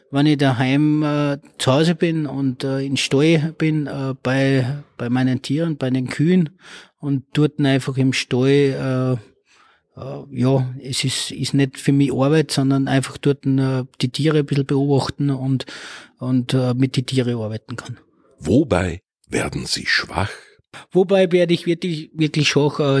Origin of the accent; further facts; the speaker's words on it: Oberalm, Salzburg, Austria; now in Lichtenegg, Austria; Also ich bin geboren in Salzburg, äh, bin aufgewachsen in Oberalm, das ist im Bezirk Dennegau und äh, bin seit 2003 bin ich ein Niederösterreicher und wohne jetzt in Lichteneck.